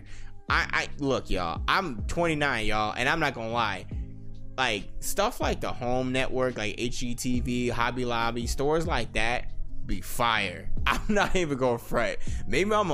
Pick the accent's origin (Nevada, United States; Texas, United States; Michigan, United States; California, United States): Nevada, United States; Las Vegas; I'm born and raised in Las Vegas, Nevada